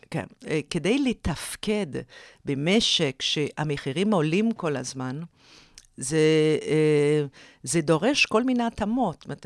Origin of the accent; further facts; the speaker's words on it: Canada; moved away as an adult; also born or lived in Oxford / Harvard; now in Israel; אני במקור מקנדה